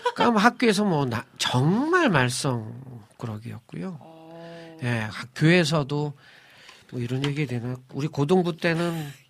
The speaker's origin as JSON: {"language": "Korean", "region": "Seoul", "country": "South Korea", "tie": "born or raised there", "said": "저는 서울이 고향이에요"}